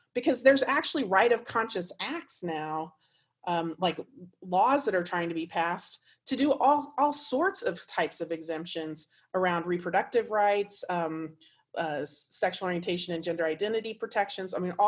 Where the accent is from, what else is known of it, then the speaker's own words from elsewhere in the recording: Indiana, United States; Particularly, I came from Indiana. I lived there for 17 years.